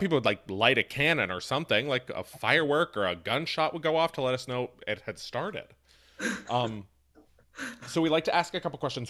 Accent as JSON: {"language": "English", "region": "Appalachia", "country": "United States", "said": "I am from Appalachia."}